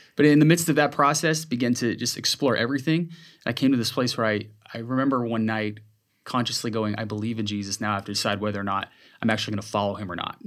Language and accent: English; Seattle, Washington, United States; moved away as an adult; also born or lived in Whidbey Island / Renton / Los Angeles; now in Seattle, United States; I'm from Seattle. Grew up in the Seattle area